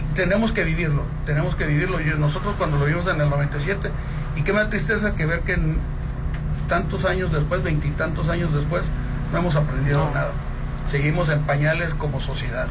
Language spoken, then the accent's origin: Spanish; Mexico; como mexicanos